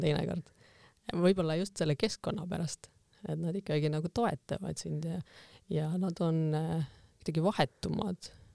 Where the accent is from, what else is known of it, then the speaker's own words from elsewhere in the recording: Võru, Võru County, Estonia; moved away as an adult; kuna see on minu, minu kodukoht, siis ma tegelikult tahtsin ka koju tagasi, et Võrumaa ikkagi kuidagi kutsus, juured kutsusid tagasi